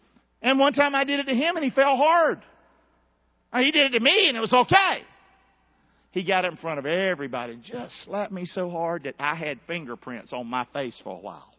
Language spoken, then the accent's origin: English; Rockingham, North Carolina, United States; I grew up in a bad place. I grew up in Rockingham. Chuck, you've been on my street, ain't you, Bubba? Did it look like a happy street?